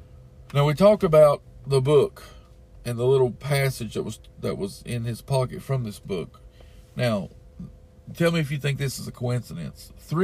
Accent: East Tennessee, United States; I'm from East Tennessee.

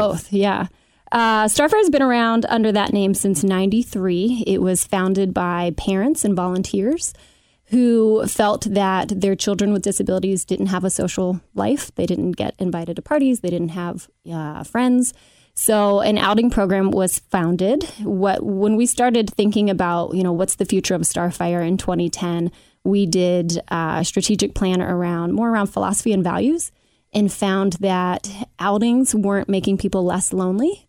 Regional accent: Cincinnati, Ohio, United States; I grew up in Oakley, uh, mother of two in Madisonville

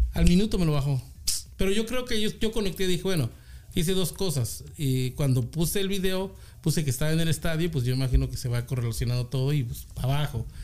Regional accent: Puebla, Mexico; also born or lived in Mexico City; now in California, United States; nací en el DF, pero ah, me, bueno, mi familia se transfirió a Puebla ah, a, la edad que tenía yo 8 años

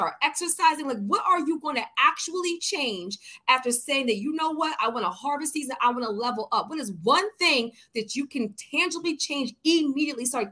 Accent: Philadelphia, Pennsylvania, United States; I'm from Philly

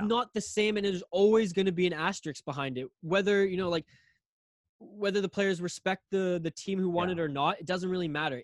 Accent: Northern British Columbia, Canada; also born or lived in Victoria, British Columbia / Vancouver Island; me growing up in Northern BC

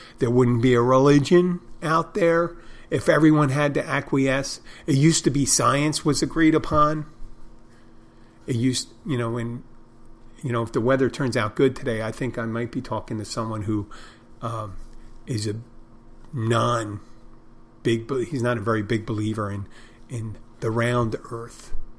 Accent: Odenton, Maryland, United States; I'm from Odenton, Maryland. Originally.

